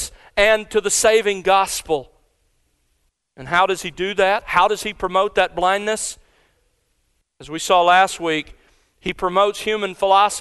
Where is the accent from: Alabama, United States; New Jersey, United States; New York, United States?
Alabama, United States; Mobile; I grew up in South Alabama